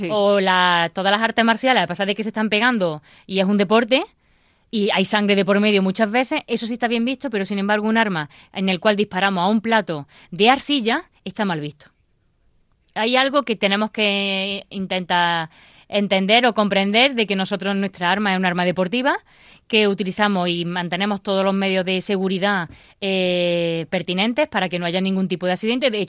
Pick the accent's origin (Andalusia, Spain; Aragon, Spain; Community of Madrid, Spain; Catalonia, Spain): Andalusia, Spain; Baena; born or raised there; now in Granada, Spain